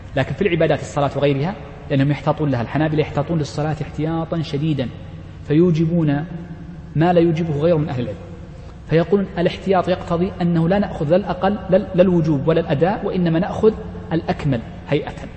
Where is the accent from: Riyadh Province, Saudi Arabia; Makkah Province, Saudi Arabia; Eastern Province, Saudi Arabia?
Riyadh Province, Saudi Arabia; Riyadh; نحن جميعا مستوطنون الرياض